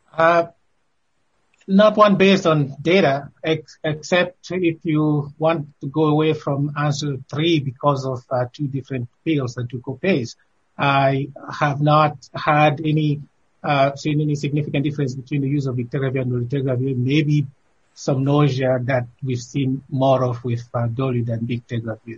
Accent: Cameroon; moved away; my home country of Cameroon

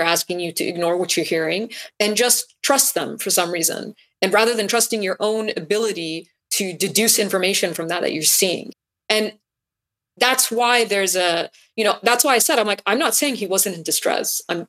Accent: United States; because I'm an American

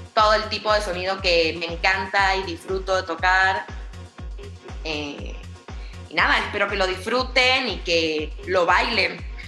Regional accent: Buenos Aires, Argentina; moved away as an adult; now in Mexico City, Mexico; Yo soy de Buenos Aires y vivo en México hace cuatro años

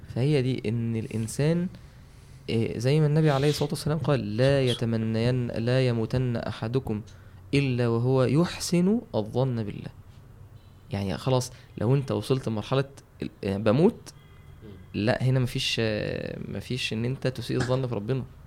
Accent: Mansoura, Dakahlia, Egypt; عندنا في المنصوره

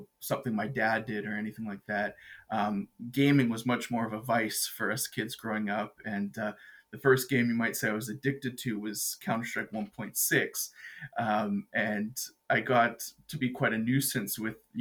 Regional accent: Edmonton, Alberta, Canada; I'm an Edmonton boy, born

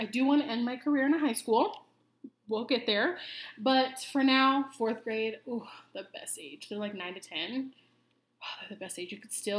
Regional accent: Iowa, United States; moved away as an adult; now in Arizona, United States; But born and raised in Iowa, which I am so glad that I was raised in Iowa. Love Iowa.

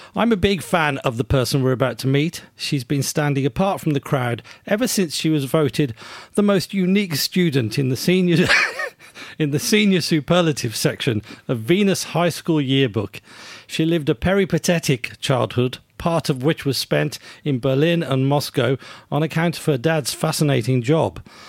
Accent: United Kingdom; I'm, I'm British, or at least have grown up in Britain

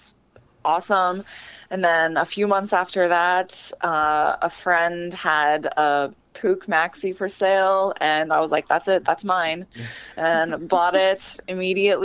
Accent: Columbus, Ohio, United States; I'm from Columbus

